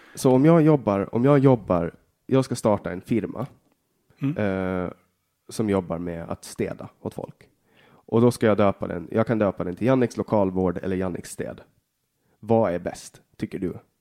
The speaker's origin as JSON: {"language": "Swedish", "country": "Åland Islands", "tie": "born or raised there", "said": "Jag är född på Åland och bara Åland"}